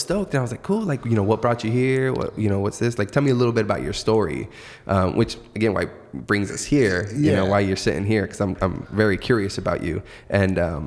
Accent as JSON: {"language": "English", "region": "Arizona", "country": "United States", "also_born_or_lived": "Mexico", "said": "the U.S., Arizona, Mexico. Like, this is where I'm from"}